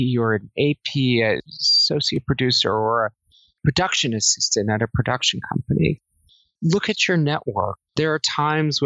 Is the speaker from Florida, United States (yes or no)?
no; New Jersey, United States; moved away as an adult; also born or lived in Singapore; I grew up in New Jersey and I went to college in New Jersey